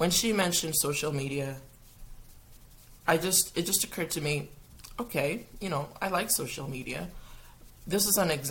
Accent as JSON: {"language": "English", "town": "Kitchener", "region": "Ontario", "country": "Canada", "also_born_or_lived": "Ghana / Gambia", "moved": "yes", "said": "so, I'm Canadian. I was born in Canada. I was born in um, Kitchener. But then I went out of Canada for 15 plus years. I lived in Ghana, I lived in Gambia"}